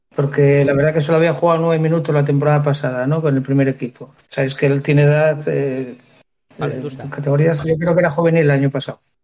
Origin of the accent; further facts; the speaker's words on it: Figaredo, Asturias, Spain; Fegaredo el equipo de mi pueblo